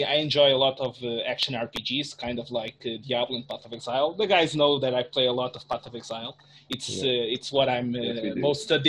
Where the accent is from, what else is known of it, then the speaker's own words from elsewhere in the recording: Portugal; I'm from Portugal.